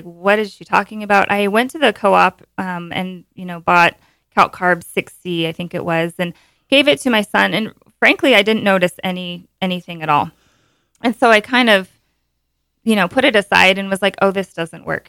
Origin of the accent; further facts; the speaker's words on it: Montana, United States; also born or lived in Bozeman, Montana / Bend, Oregon; born and raised in Montana and, you know, been in Bozeman for a long time